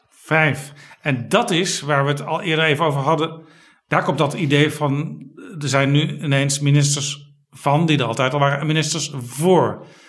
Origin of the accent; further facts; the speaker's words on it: Amsterdam, North Holland, Netherlands; Als inwoner van Amsterdam